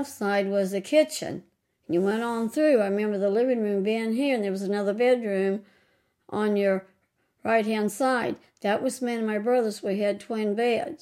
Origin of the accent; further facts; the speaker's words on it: Fredericktown, Missouri, United States; I was raised here on North Minamot